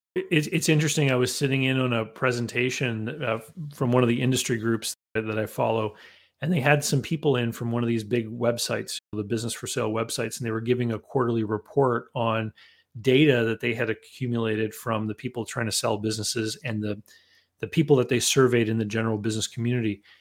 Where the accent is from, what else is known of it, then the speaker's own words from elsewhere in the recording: Canada; growing up in Canada, that involved shoveling a lot of snow